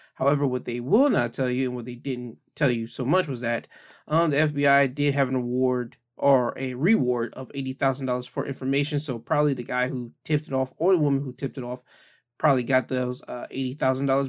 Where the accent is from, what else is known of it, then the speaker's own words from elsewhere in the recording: United States; being American